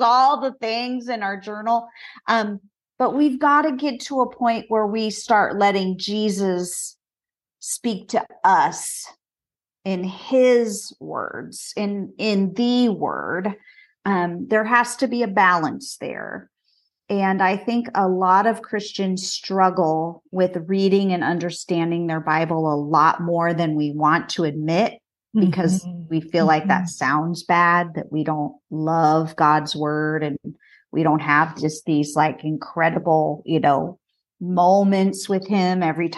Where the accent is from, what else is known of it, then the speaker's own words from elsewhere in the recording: Southern California, United States; I grew up in Southern California